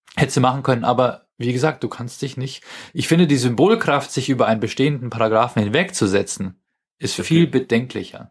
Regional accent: Germany; als Deutscher

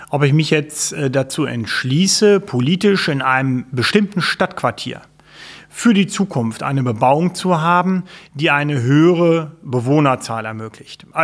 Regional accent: Lower Saxony, Germany; bin ich, glaube ich, sehr unbayerisch als fast Norddeutscher. Äh, insofern, äh, ich glaube, ich bin ein typischer Niedersachse.

